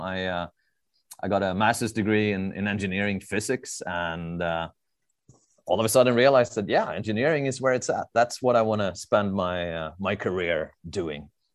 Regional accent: Stockholm, Stockholm County, Sweden; moved away as an adult; now in Southern California, United States; I'm, uh, born, raised, and, and educated in, in Stockholm, Sweden

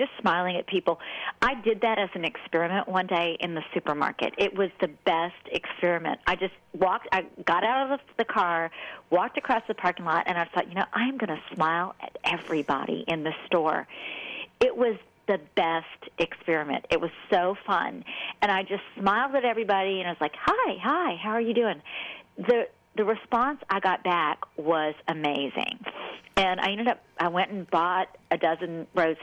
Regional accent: New Orleans, Louisiana, United States; I'm from the South, I'm from New Orleans, and so, you know, we're raised to be nice

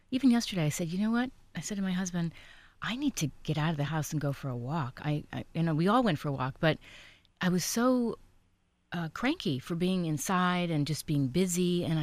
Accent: East Coast, United States; now in California, United States; I'm from the East Coast

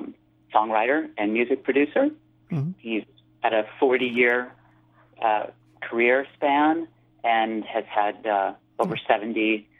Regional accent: Miami, Florida, United States; I'm also from Miami.

